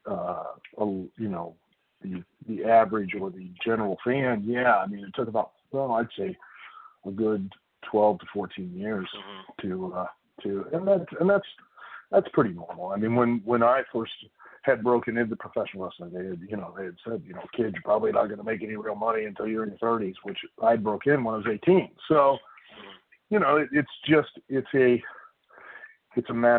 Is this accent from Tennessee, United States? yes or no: no; Lima, Ohio, United States; I grew up in Lima, which is up in the northwest corner